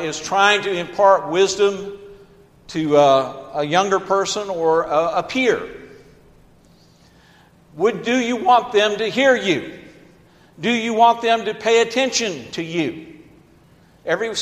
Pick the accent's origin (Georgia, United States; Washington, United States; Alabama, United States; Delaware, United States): Georgia, United States; Atlanta; I grew up in Atlanta, Georgia, so I saw many sit-ins